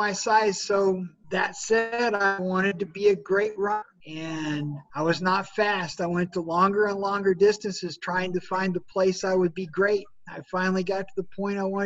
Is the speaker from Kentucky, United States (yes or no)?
no; Norman, Oklahoma, United States; I grew up in Norman, Oklahoma, and was around the football team all the time